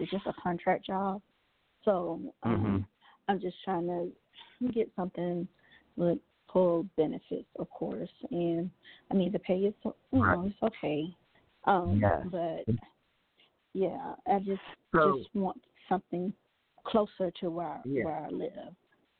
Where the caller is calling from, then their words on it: Georgia, United States; I'm calling from Georgia.